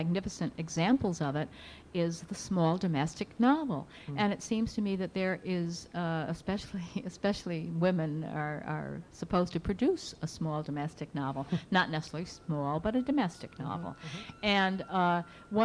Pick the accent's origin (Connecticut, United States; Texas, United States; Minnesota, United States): Connecticut, United States; Bridgeport; my hometown of Bridgeport, Connecticut